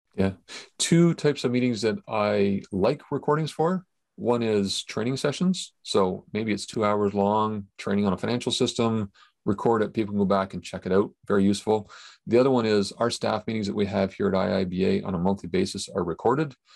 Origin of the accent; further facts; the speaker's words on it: Canada; as a Canadian, apparently I say about differently than other people